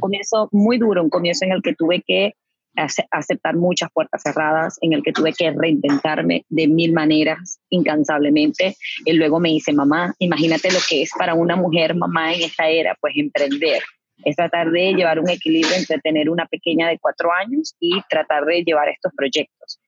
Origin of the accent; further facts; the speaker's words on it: Venezuela; moved away as an adult; now in Houston, United States; yo vengo de Venezuela. En Venezuela yo pasé a trabajar en, agencias publicitarias